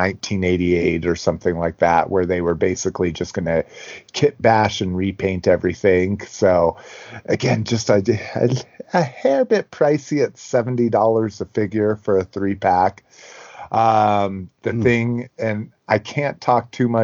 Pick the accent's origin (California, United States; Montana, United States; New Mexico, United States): New Mexico, United States; moved away; I grew up in New Mexico, and even when I was 18, so 25 years ago